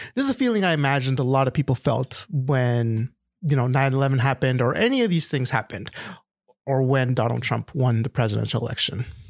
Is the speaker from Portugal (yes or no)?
no; Canada; this is my perspective as a Canadian